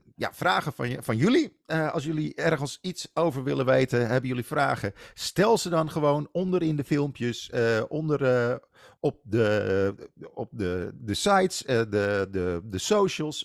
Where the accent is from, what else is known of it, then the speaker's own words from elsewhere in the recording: Netherlands; als Nederlanders